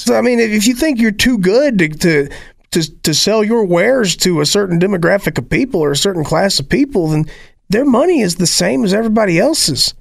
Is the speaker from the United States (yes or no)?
yes; Appalachia, United States; I am Appalachian